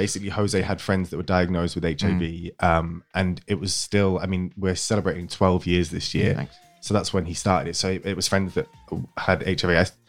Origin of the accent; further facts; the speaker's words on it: York, Yorkshire and the Humber, United Kingdom; I'm actually from York.